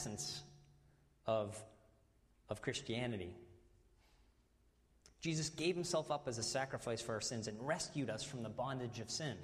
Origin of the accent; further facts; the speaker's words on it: New England, United States; accent: New England; my New England accent's coming out.